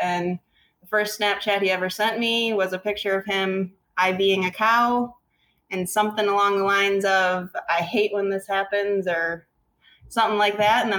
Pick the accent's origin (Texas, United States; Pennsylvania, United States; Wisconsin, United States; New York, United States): Wisconsin, United States; Rock County; Me growing up in Rock County